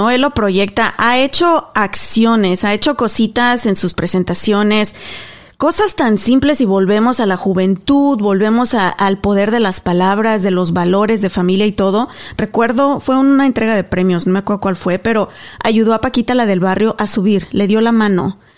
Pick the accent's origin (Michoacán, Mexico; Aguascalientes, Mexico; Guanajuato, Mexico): Guanajuato, Mexico; Apaseo el Alto; moved away; cuando estaba yo en Guanajuato, en mi pueblo, en Apaso el Alto